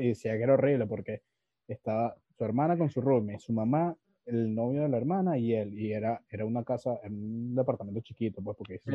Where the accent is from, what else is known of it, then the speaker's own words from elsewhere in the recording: Venezuela; accent: veneco (Venezuelan); now in Lima, Peru; tengo mi acento de neco y tal, este, bueno, yo, o sea, sí me considero neco